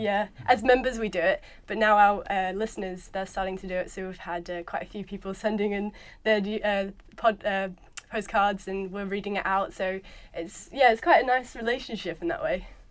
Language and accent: English; New Zealand; moved away; I'm a Kiwi